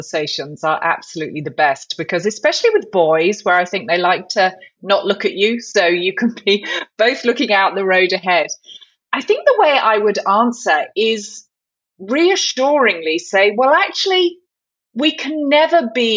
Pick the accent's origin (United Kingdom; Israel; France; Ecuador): United Kingdom; the south of England; moved away as an adult; now in Charlotte, United States; you can tell I'm from the Deep South, but it's the Deep South of England. And so I am a Brit